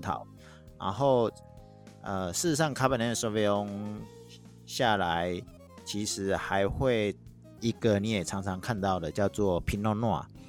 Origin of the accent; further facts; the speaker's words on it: Taiwan; accent: Taiwanese Mandarin; 我有那个台湾国语